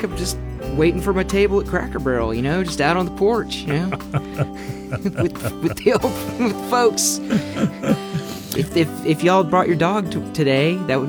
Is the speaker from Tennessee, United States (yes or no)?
yes; Nashville, Tennessee, United States; being sort of an Americana country artist too, since I'm from Nashville, so.